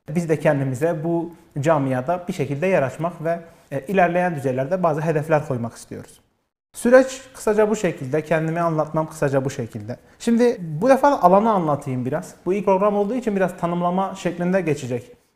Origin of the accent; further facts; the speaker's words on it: Diyarbakır, Diyarbakır Province, Turkey; also born or lived in Antalya / Istanbul; Diyarbakır'da doğdum. Kütük Bağlar'a kayıtlı. Ee, ilk orta ve lise öğrenimimi burada bitirdim.